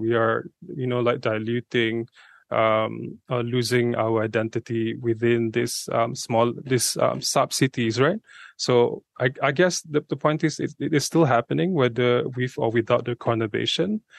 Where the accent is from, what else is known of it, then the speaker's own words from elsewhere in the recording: Subang Jaya, Selangor, Malaysia; I'm from Subha myself